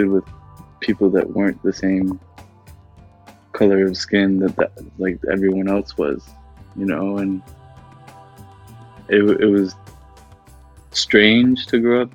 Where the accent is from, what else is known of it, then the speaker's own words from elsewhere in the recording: Oakville, Ontario, Canada; growing up in Oakville